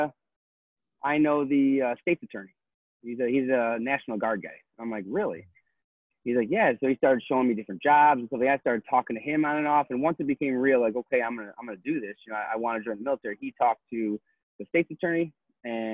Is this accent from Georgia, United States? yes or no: no; McHenry, Illinois, United States; Born and raised in McHenry.